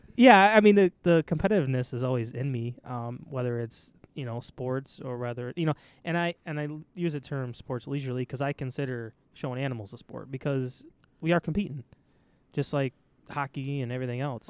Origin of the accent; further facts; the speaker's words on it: East Aurora, New York, United States; I grew up in East Aurora